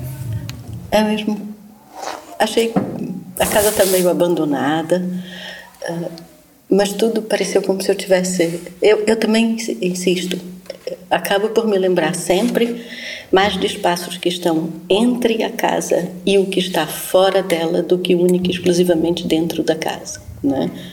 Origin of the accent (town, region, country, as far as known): Pará, Brazil; born or raised there